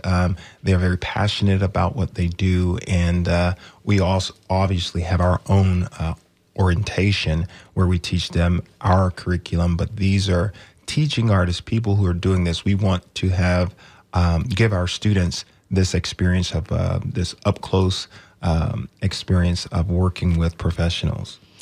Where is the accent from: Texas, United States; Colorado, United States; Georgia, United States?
Georgia, United States; Manchester; moved away; I grew up in Georgia. uh, a little town called Manchester